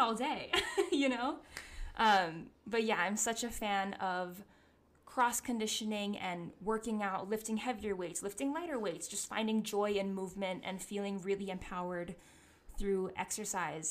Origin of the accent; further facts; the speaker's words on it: Hawaii, United States; moved away; Growing up in Hawaii